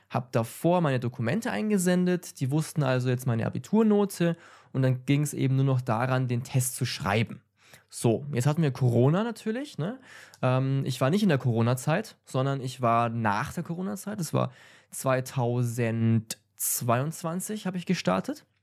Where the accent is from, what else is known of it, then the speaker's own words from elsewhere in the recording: Germany; bin kein Native Speaker in Englisch, ja? weil ich, ähm, ja, komme aus Deutschland. Ne? Und deswegen, mein Heimatland ist nicht englischsprachig